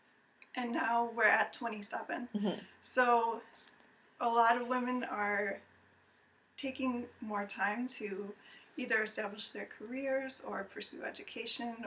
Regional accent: East Aurora, New York, United States; also born or lived in Rochester, New York; now in Buffalo, United States; I grew up in East Aurora

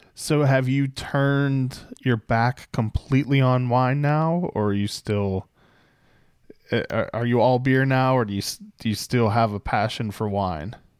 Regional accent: Pittsburgh, Pennsylvania, United States; accent: Pittsburghese; moved away; I grew up outside of Pittsburgh

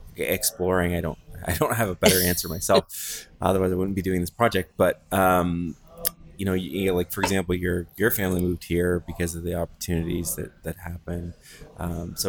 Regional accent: Goderich, Ontario, Canada; now in London, Canada; I grew up in Goddard

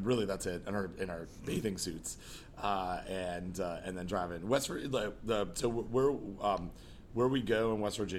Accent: Toronto, Ontario, Canada; I grew up here in Toronto.

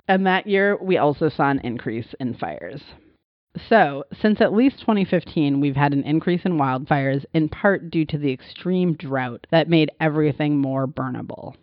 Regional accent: Montana, United States; I grew up in Montana

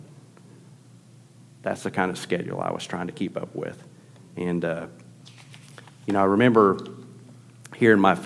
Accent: Tulsa, Oklahoma, United States; grew up in Tulsa, Oklahoma.

